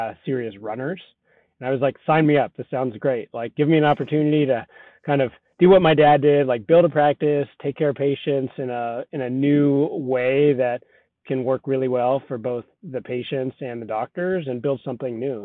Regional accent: Southern California, United States; also born or lived in Colorado; I grew up in Southern California, but ended up out in Colorado for undergrad

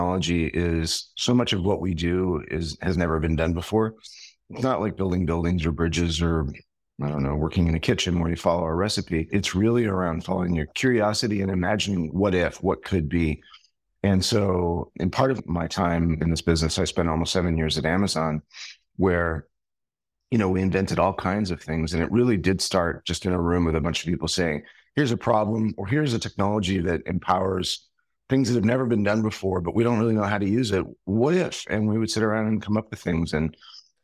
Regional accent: New York City, New York, United States; I'm originally from New York City

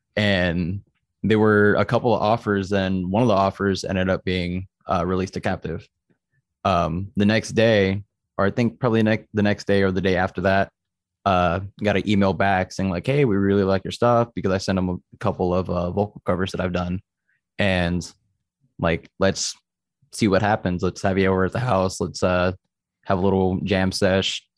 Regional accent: Austin, Texas, United States; also born or lived in San Antonio; I'm originally from San Antonio, but I grew up more in Austin. So I'm basically an Austinite

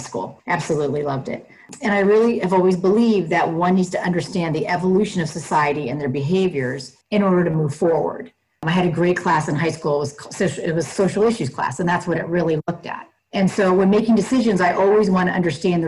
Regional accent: Northern California, United States; I was born and raised in Northern California, which is right outside the Bay Area.

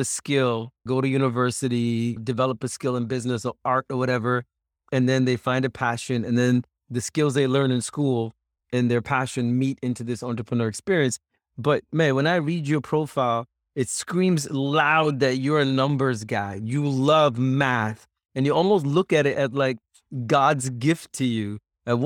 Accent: Singapore; I grew up in Singapore

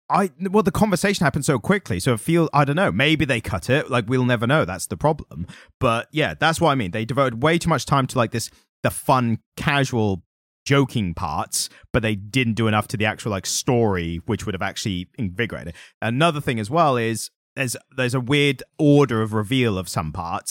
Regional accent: United Kingdom; being British

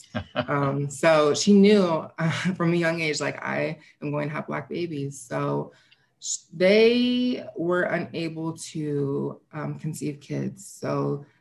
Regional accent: St. Louis, Missouri, United States; I was born and raised in St. Louis

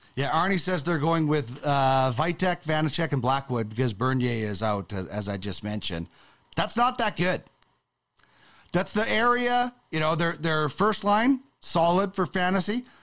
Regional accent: Brandon, Manitoba, Canada; I grew up in Brandon

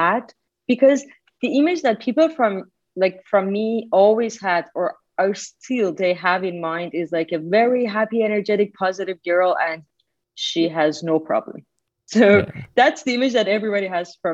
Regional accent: Iran; moved away as an adult; now in Italy; I was born in Iran. Mm. 35 years ago. And for like 23 years, I was there

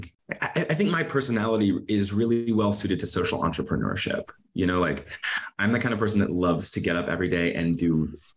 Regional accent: Midwest, United States; growing up in the Midwest

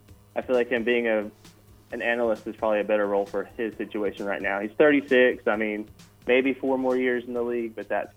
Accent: Stephenville, Texas, United States; I'm from here in Stephenville, actually.

